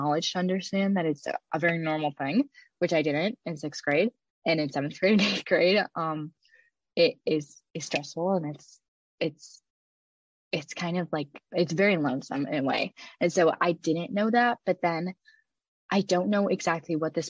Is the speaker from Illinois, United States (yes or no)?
no; Cleveland, Ohio, United States; my hometown, Cleveland